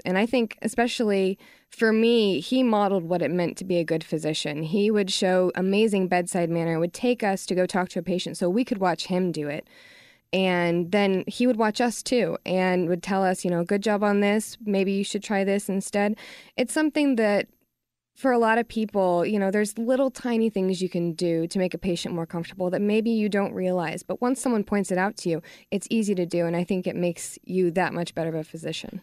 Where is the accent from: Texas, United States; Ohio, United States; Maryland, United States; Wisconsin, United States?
Texas, United States; I'm from Texas, and I know that living here